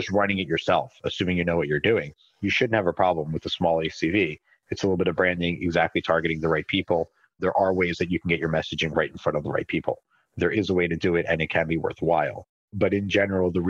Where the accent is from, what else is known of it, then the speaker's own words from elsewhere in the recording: Philadelphia, Pennsylvania, United States; I was born and raised in Philly